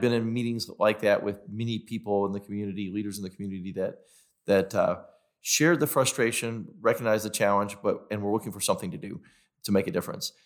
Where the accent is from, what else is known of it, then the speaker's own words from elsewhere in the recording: Knoxville, Tennessee, United States; I grew up in South Knoxville.